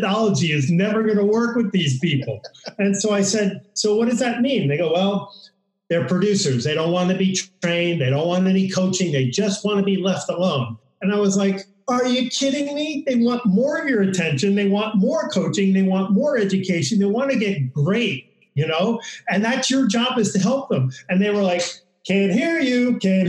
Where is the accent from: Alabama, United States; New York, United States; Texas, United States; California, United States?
New York, United States; now in San Diego, United States; I grew up in New York